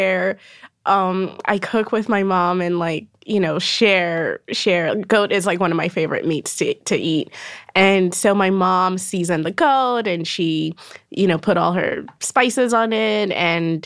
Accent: Nigeria; moved away as an adult; also born or lived in Berlin, Germany / Lagos, Nigeria; now in New York, United States; I was born in Berlin. I lived in Nigeria. You know, we moved back to Nigeria speaking German.

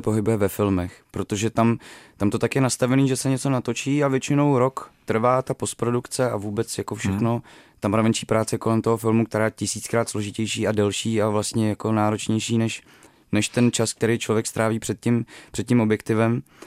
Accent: Děčín, Ústí nad Labem Region, Czechia; moved away; tím prostředím, z kterého pocházím, jako z, z Děčína, prostě z malého města v Sudetech. neměli jsme peníze, když, když jsem byl malej

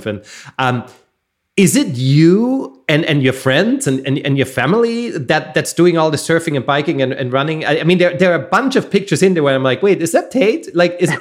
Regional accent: Austria; now in Southern California, United States; I come from Austria

